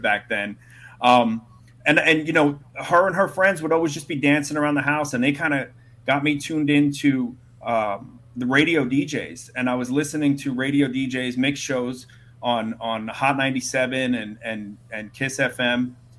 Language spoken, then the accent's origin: English; Brooklyn, New York, United States; I grew up in Brooklyn